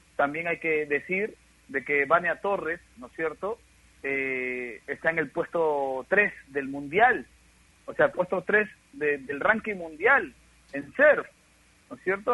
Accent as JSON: {"language": "Spanish", "country": "Peru", "said": "somos un país latino, un país como Perú, donde somos muy cariñosos"}